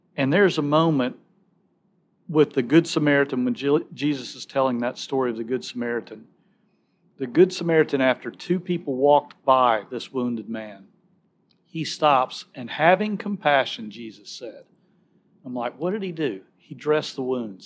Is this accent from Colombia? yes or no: no; Alabama, United States; moved away as an adult; now in Nashville, United States; I'm from Alabama